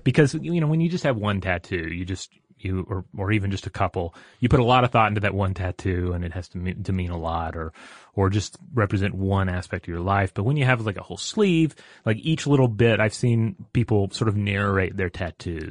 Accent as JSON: {"language": "English", "region": "Tennessee", "country": "United States", "tie": "born or raised there", "also_born_or_lived": "Georgia", "moved": "yes", "said": "I grew up in Tennessee"}